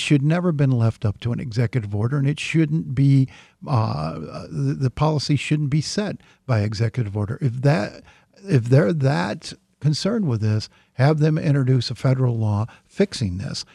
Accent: Burkesville, Kentucky, United States; my hometown, Burksville, Kentucky

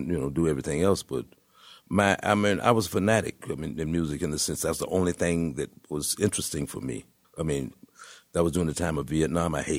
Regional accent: Tampa, Florida, United States; moved away as an adult; also born or lived in Detroit / New York; I come from Tampa

